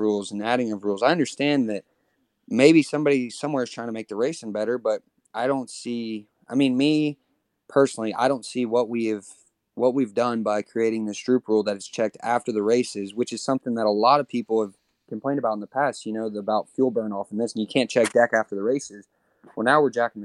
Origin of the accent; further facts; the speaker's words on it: Texas, United States; from Texas